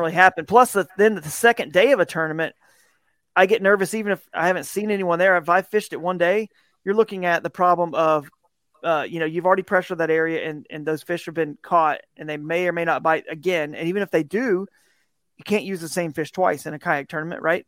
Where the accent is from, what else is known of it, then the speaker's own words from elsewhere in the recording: Southeast, United States; I grew up in the Southeast where you got a lot of these, these rivers in the Piedmont